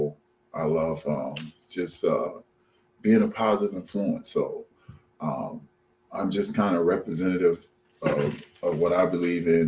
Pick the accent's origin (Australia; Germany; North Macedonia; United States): United States; Omaha, Nebraska; moved away as an adult; now in Minneapolis, United States; I'm originally from Omaha, but I've been here since 1989.